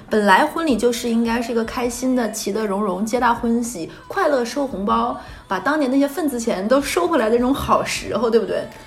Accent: Northeast China, China; now in Shanghai, China; 在我老家东北，就是一个五线城市

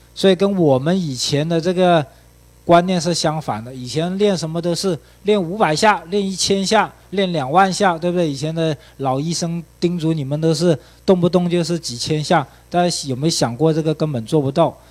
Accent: China; 我们中国人

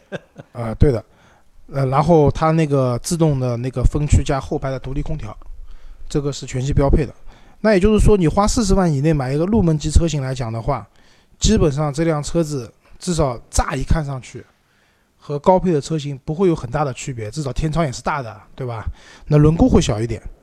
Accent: China; 我们中国人

